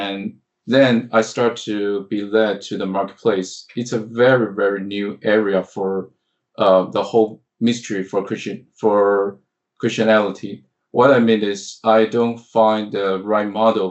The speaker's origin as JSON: {"language": "English", "country": "Taiwan", "also_born_or_lived": "United States", "said": "I'm American and Taiwanese"}